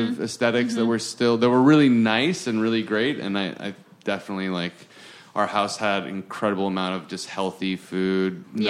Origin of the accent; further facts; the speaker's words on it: Genoa, Liguria, Italy; now in Los Angeles, United States; I'm from Genoa, where pesto was invented.